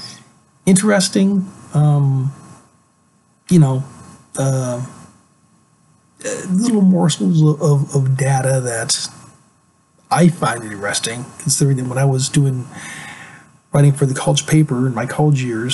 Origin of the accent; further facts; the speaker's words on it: Alaska, United States; I'm originally from Alaska. I grew up there. I got there when I was really, really young. I got there earlier than I can remember. And so I consider myself an Alaskan.